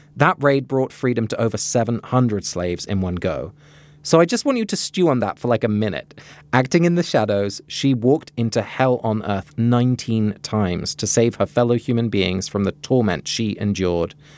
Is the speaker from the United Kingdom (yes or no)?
yes; England, United Kingdom; moved away; Growing up in England, I guess I didn't learn much of this kind of history.